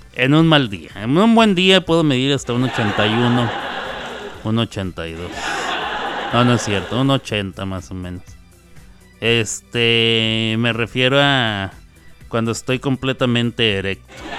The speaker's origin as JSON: {"language": "Spanish", "region": "Chihuahua", "country": "Mexico", "said": "En Chihuahua, de donde yo soy, cuando uno dice voy a almorzar, se está refiriendo a desayunar."}